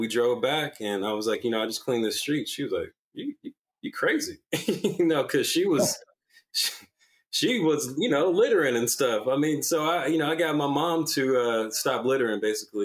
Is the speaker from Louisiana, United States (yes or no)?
no; the Promised Land, Gwinnett, Georgia, United States; moved away as an adult; also born or lived in New York; I'm from a place called the Promised Land. My family's been there since 1920